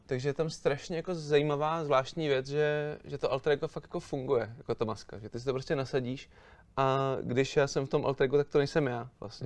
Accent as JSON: {"language": "Czech", "region": "Prague", "country": "Czechia", "tie": "born or raised there", "said": "A já jsem se narodil tady doma v Praze"}